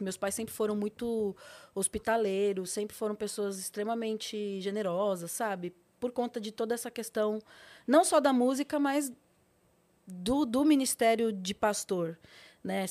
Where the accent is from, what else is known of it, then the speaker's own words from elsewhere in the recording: São Paulo, Brazil; Eu nasci em São Paulo, mas meus pais, eles são do Nordeste, do Piauí, os dois